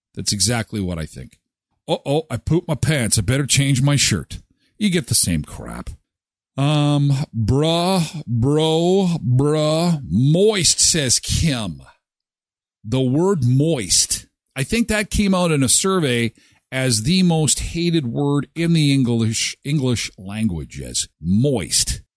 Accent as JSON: {"language": "English", "country": "Canada", "tie": "born or raised there", "said": "I grew up in Canada."}